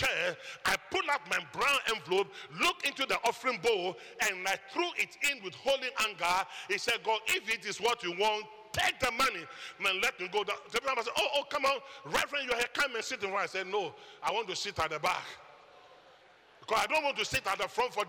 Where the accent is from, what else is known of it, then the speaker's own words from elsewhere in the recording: Ghana; moved away; I'm from Ghana and not Guyana.